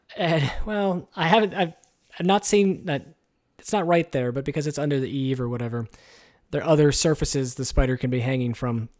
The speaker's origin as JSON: {"language": "English", "country": "United States", "said": "We're American"}